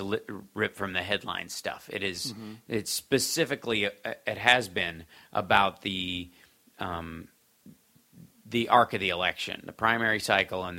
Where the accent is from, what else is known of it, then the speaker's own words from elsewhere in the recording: Kentucky, United States; moved away; also born or lived in Chicago; I grew up in Kentucky